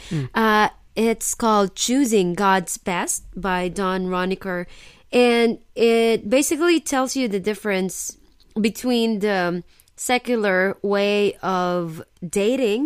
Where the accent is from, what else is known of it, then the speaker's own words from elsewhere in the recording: Philippines; now in Osaka, Japan; I'm Filipino.